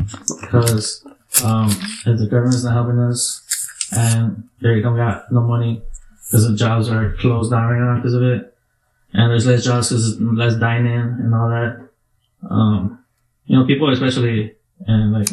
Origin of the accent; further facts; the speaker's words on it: United States; we're American